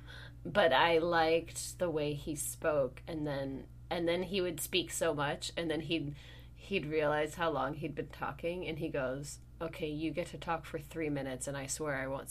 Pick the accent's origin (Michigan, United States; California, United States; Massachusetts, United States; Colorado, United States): California, United States; Sonoma; moved away; my hometown of Sonoma, California.